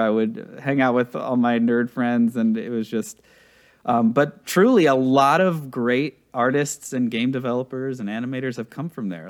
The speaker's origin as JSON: {"language": "English", "town": "Pittsburgh", "region": "Pennsylvania", "country": "United States", "tie": "born or raised there", "also_born_or_lived": "Czech Republic", "said": "I come from the Czech Republic. I was, like, five or so when, um, my parents immigrated with me. This would have been like in eighty-nine or something like that, ninety. Uh, grew up in Pittsburgh, Pennsylvania"}